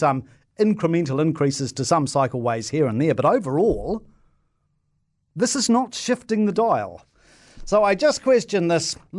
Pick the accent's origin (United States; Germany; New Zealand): New Zealand; Christchurch, Canterbury; my hometown, right, Christchurch